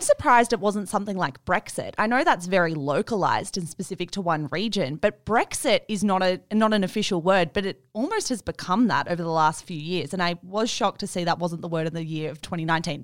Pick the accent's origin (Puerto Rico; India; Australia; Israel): Australia; as an Australian